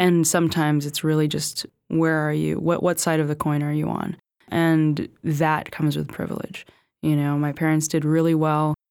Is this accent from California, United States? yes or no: yes; California, United States; I grew up in California